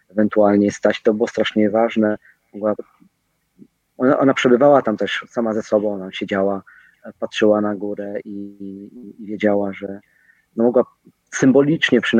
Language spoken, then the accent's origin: Polish; Zakopane, Lesser Poland, Poland; ona e, z Zakopanego, ja z Zakopanego